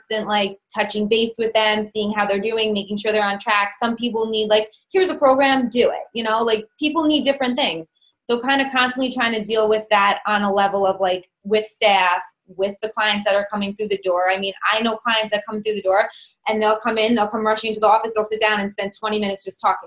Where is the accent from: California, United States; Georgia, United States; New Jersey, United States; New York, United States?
New York, United States; accent: New York; I have a New York accent.